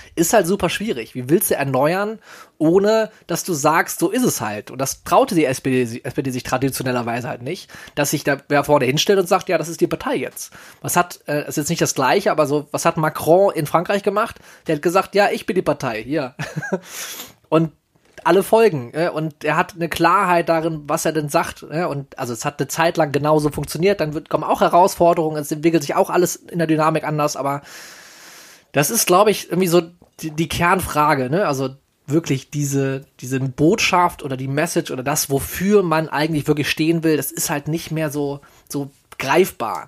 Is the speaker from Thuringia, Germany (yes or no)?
no; Solingen, North Rhine-Westphalia, Germany; aus meiner Heimatstadt